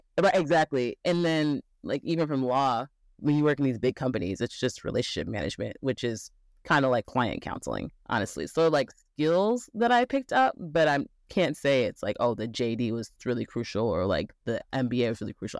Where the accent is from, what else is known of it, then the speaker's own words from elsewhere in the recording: Midwest, United States; also born or lived in Chicago, Illinois; I am from the Midwest, went to state school in Midwest